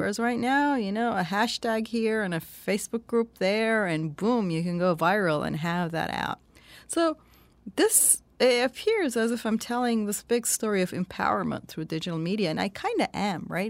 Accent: Turkey; born or raised there; moved away

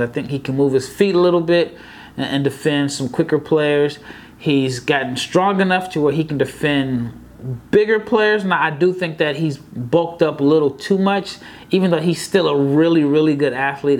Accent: Omaha, Nebraska, United States; born or raised there

